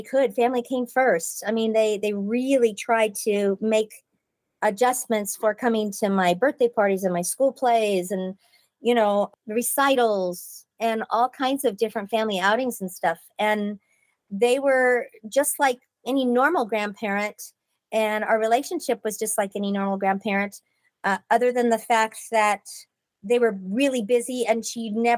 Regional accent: Pasadena, California, United States; I was born in Pasadena and it was great growing up there

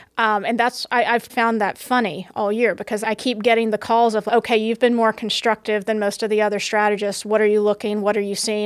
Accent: the South, United States; now in New York, United States; I grew up in the South

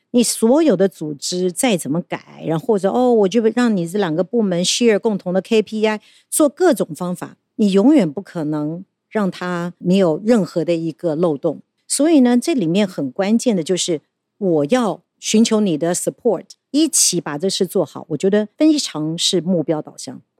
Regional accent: Taiwan; 我们台湾人因为没有那种大国主义

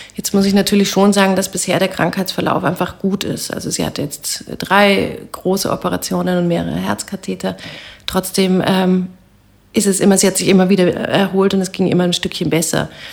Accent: Bavaria, Germany; moved away as an adult; also born or lived in Heidelberg / Amsterdam; now in Vienna, Austria; Ich habe da zur Bayerischen Landeskirche gehört

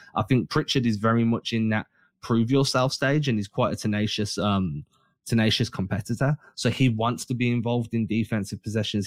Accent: England, United Kingdom; we're English

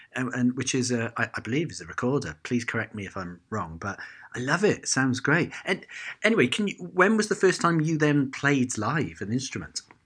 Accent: Cardiff, Wales, United Kingdom; growing up in Cardiff

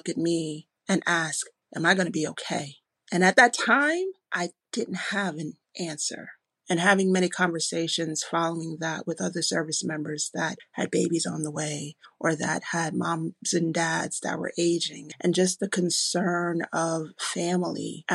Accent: New York, United States; I'm a New Yorker

